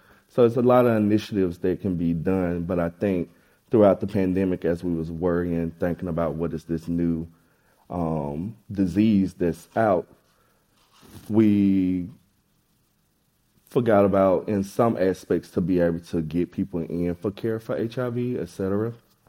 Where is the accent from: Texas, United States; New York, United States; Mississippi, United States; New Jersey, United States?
Mississippi, United States; Meridian; moved away as an adult; now in San Francisco Bay Area, United States; I'm from Meridian, Mississippi, moved out here in 2018